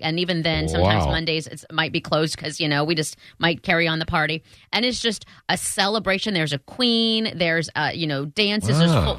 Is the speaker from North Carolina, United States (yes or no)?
no; Iowa, United States; I'm from Iowa, where it's the land of corn